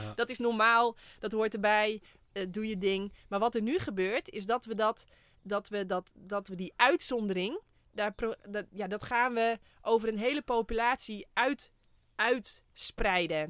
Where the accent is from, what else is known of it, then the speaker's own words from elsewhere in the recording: Friesland, Netherlands; Ik kom ook uit Friesland